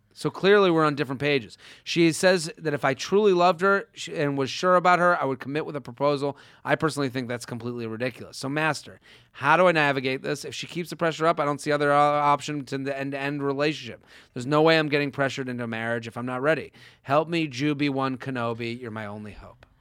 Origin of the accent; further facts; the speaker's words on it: Needham, Massachusetts, United States; moved away; my hometown